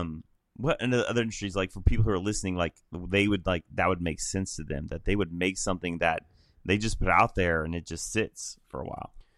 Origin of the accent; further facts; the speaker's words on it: Illinois, United States; moved away as an adult; also born or lived in Middle Tennessee; I'm from Illinois originally